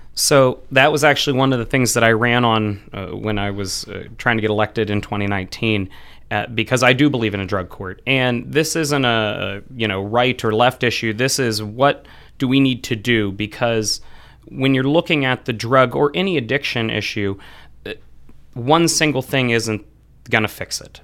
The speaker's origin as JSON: {"language": "English", "town": "Frenchville", "region": "Pennsylvania", "country": "United States", "tie": "born or raised there", "also_born_or_lived": "Pittsburgh", "said": "I grew up in Frenchville, so the northeast part of Clearfield County"}